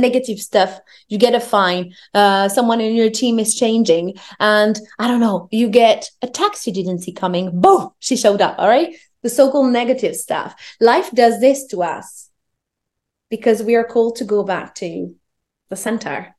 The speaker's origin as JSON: {"language": "English", "country": "France", "tie": "born or raised there", "said": "I grew up in France. I'm French Moroccan."}